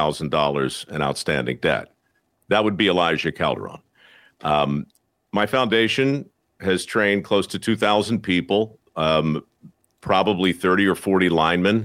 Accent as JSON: {"language": "English", "town": "Baltimore", "region": "Maryland", "country": "United States", "tie": "born or raised there", "said": "my hometown in Baltimore"}